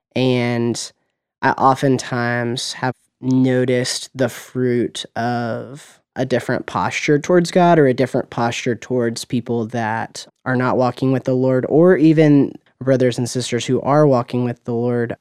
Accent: Murfreesboro, Tennessee, United States; also born or lived in Knoxville, Tennessee; now in Nashville, United States; I was born and raised in Murfreesboro, Tennessee

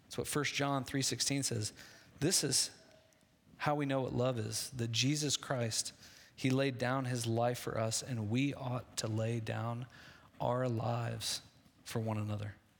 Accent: Midwest, United States; I grew up in the Midwest

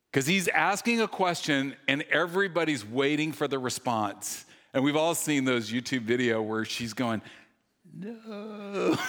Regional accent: the South, United States; when I was a kid, I grew up in the South

